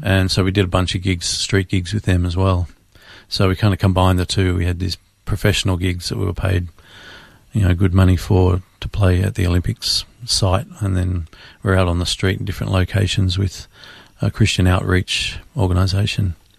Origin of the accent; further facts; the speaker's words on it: Melbourne, Victoria, Australia; Born and raised in Melbourne, Australia.